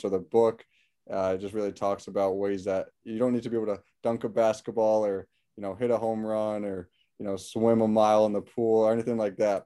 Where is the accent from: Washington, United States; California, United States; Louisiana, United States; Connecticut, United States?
Connecticut, United States; West Hartford; I'm born and raised in West Hartford, Connecticut